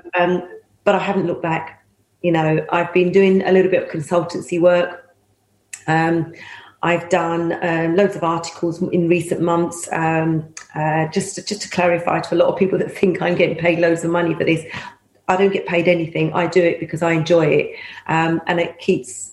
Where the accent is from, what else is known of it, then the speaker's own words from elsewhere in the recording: London, United Kingdom; also born or lived in Pakistan; I was 18 months of age when my father put myself and my six then brothers and sisters, we've got a football team now, into a van with a mattress on the base of the van and drove across six continents and arrived in the East End of London.